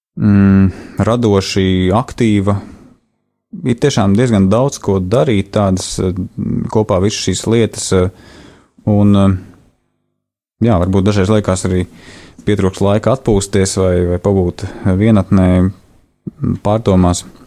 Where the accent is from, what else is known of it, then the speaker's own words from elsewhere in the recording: Riga, Latvia; es esmu dzimis un uzaugusi Latvijā, Rīgā.